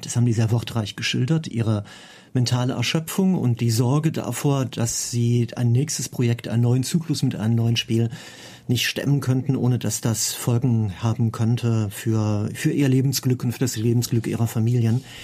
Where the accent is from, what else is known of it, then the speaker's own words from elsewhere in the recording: Cologne, North Rhine-Westphalia, Germany; bei mir in meiner Heimatstadt in Köln